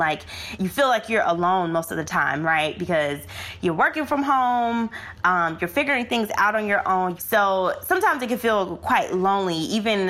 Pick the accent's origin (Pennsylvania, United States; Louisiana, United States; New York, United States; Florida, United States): Florida, United States; now in South Africa; I'm originally from Florida